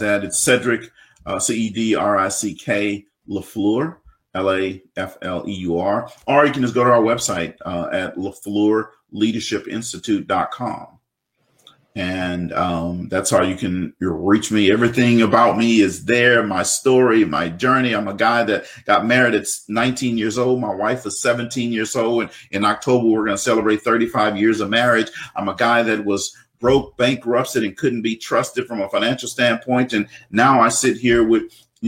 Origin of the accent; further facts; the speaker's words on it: South Louisiana, United States; this black kid growing up in South Louisiana